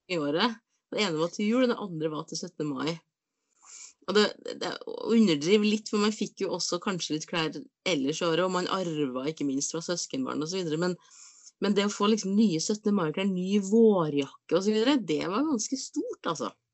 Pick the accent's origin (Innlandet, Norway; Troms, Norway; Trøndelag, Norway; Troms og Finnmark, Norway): Trøndelag, Norway; Inderøy; på Inderøya så, så, var det eh, bui, altså boder, på barneskolen